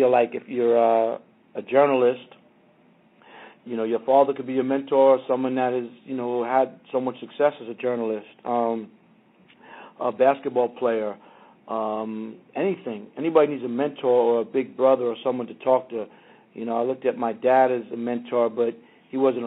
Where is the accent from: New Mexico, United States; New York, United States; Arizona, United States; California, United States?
New York, United States; New York City; now in Los Angeles, United States; I grew up in Queens with … and ….